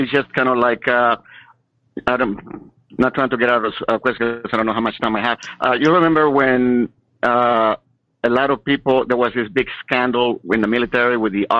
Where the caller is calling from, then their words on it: Sacramento, California, United States; from Sacramento.